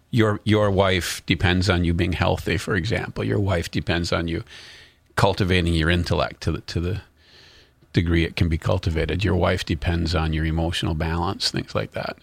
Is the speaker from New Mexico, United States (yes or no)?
no; North Carolina, United States; also born or lived in Concord, North Carolina; we're from North Carolina.